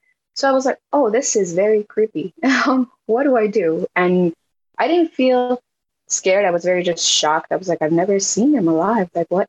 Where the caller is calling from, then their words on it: New York, United States; I'm in New York.